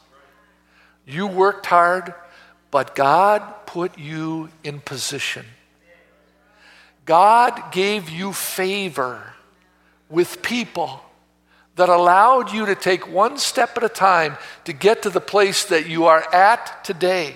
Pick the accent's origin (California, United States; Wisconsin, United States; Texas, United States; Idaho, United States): Wisconsin, United States; Oak Creek; also born or lived in Milwaukee, Wisconsin; I was born in Milwaukee and raised in Oak Creek